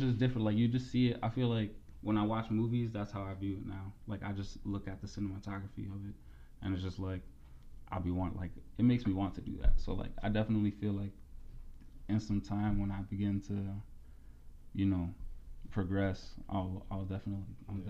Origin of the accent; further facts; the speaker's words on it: Allentown, Pennsylvania, United States; I grew up in Allentown